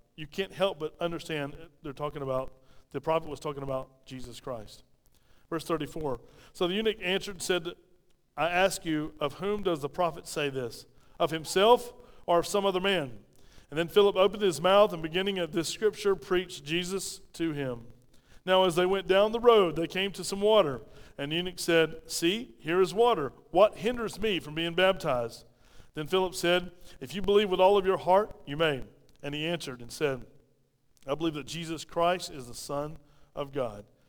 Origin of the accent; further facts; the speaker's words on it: Pauline, South Carolina, United States; I mumble because I'm from Pauline, South Carolina, right? All of us mumble like this from Pauline